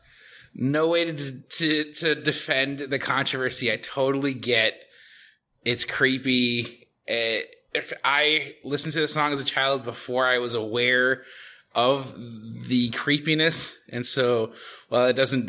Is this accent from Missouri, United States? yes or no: no; Skokie, Illinois, United States; I grew up in Skokie, Illinois, which is a very diverse population